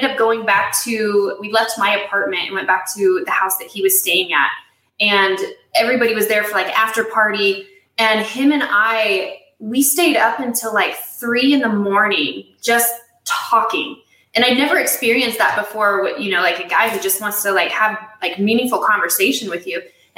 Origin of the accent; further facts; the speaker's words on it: Nebraska, United States; also born or lived in Farmington, New Mexico; grew up majority in Nebraska in the southeastern portion